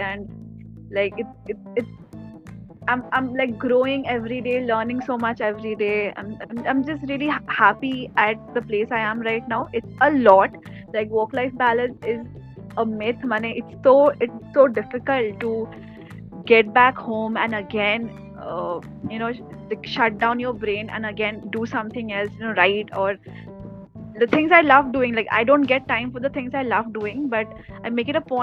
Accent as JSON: {"language": "English", "town": "Kolkata", "region": "West Bengal", "country": "India", "said": "I'm from Kolkata"}